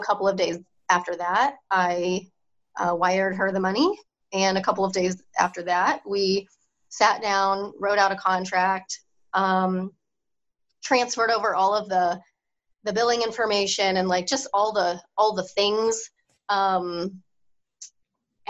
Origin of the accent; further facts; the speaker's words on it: Topeka, Kansas, United States; also born or lived in St. Louis, Missouri; So I moved back at some point to my hometown and did some spray tanning here and there